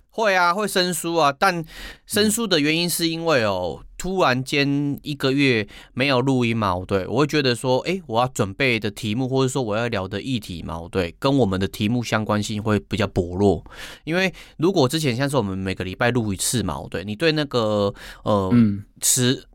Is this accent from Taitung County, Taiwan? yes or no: yes; Taitung, Taitung County, Taiwan; moved away; 过年我是回，我， 我， 我老家啦，就是回台东嘛